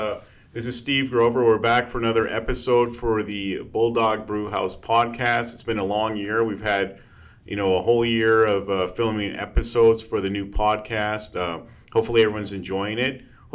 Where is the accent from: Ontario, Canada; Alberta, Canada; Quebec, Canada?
Alberta, Canada; Calgary; I'm a city slicker. I was born and raised in Calgary.